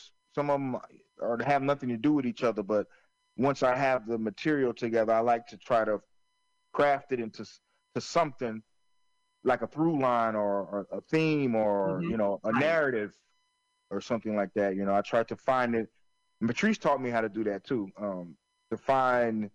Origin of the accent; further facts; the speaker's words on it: Florence, South Carolina, United States; where I grew up in Florence, South Carolina.